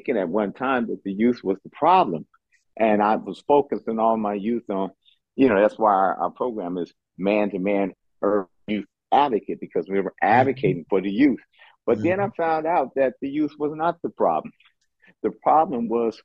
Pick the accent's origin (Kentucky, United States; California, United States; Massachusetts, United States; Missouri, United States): California, United States; Oakland; I'm from Oakland, California, born and raised there